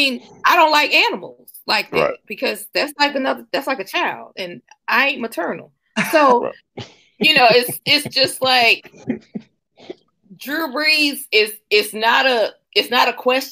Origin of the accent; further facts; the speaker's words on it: Bennettsville, South Carolina, United States; I grew up in Bennettsville, South Carolina, super small town